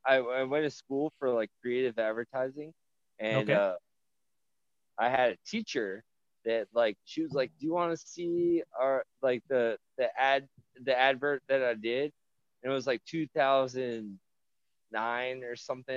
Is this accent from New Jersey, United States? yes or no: yes; New Jersey, United States; also born or lived in Rhode Island; now in Richmond, United States; Technically born in Rhode Island, but yeah, raised in New Jersey